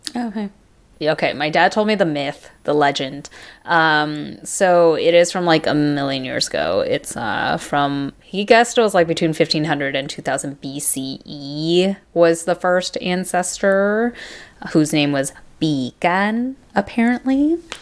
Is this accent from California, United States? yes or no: yes; Irvine, California, United States; we grew up in Irvine, which in the '90s in Orange County, California